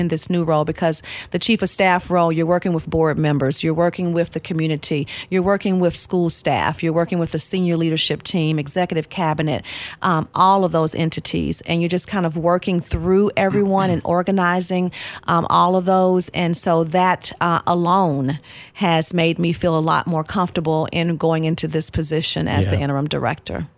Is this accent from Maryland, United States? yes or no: no; Nashville, Tennessee, United States; also born or lived in Pensacola, Florida / Georgia; now in Clarksville, United States; my family moved to Nashville, and so that's where I grew up. So I was in Nashville from kindergarten all the way up until I graduated from high school